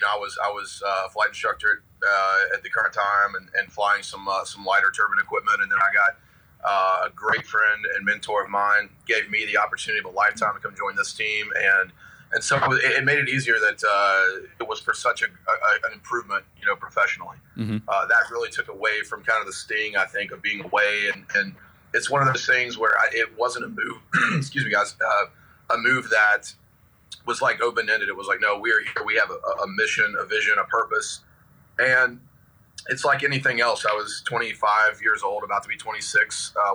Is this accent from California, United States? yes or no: no; Abingdon, Virginia, United States; now in Las Vegas, United States; I'm originally from Abingdon, Virginia. Which is a place not very many people have heard of. I grew up in kind of small town USA